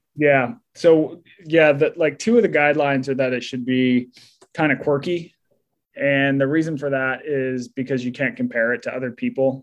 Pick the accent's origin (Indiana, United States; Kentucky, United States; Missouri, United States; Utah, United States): Utah, United States; moved away; I grew up in Utah